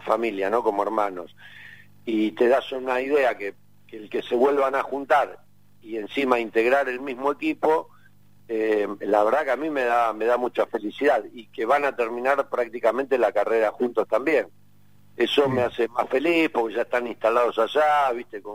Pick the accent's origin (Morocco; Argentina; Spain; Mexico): Argentina; soy argentino